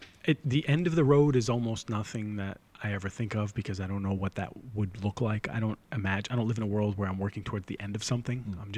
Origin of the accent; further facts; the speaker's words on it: Boston, Massachusetts, United States; Because, I'm from the North Shore of Boston.